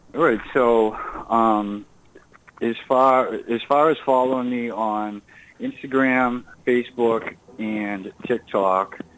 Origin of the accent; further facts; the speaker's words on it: Burlington, Massachusetts, United States; I'm originally from Burlington, Massachusetts.